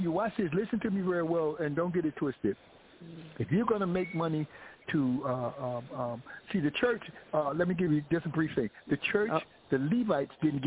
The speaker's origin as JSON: {"language": "English", "region": "New York", "country": "United States", "tie": "born or raised there", "said": "my hometown, New York, my boys in Brooklyn, everybody in Brooklyn"}